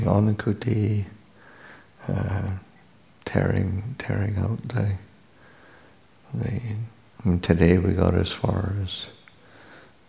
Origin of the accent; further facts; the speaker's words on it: Canada; now in California, United States; I'm from Canada, coming to California